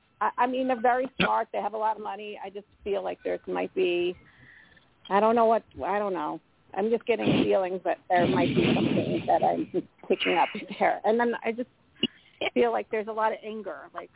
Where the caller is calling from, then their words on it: Colorado, United States; Hi, this is … from Colorado.